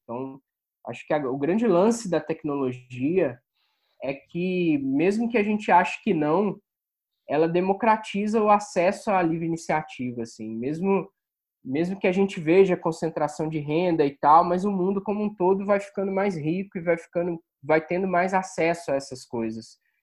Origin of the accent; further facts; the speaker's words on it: Rio de Janeiro, Brazil; moved away as an adult; also born or lived in Salvador / São Paulo; sou do Rio. E interior e capital